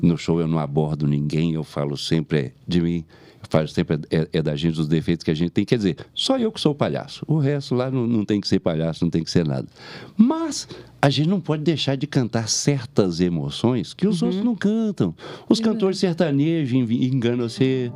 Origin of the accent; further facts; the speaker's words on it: Belo Horizonte, Minas Gerais, Brazil; accent: mineiro; eu sou da capital, que eu nasci em Belo Horizonte. É por causa do sotaque tão mineiro que todo mundo pensa que eu sou de várias regiões de, de Minas e eu sou de Belo Horizonte